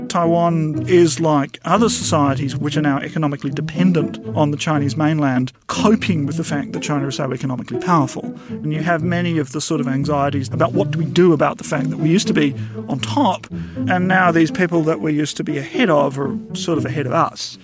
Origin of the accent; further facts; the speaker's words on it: New Zealand; as a New Zealander